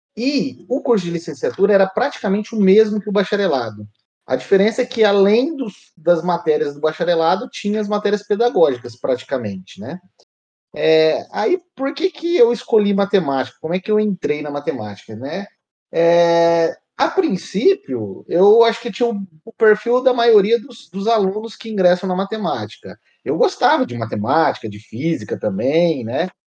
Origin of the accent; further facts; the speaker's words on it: São José do Rio Preto, São Paulo, Brazil; also born or lived in São Carlos; Aí resolvi ficar em Rio Preto, que eu sou de Rio Preto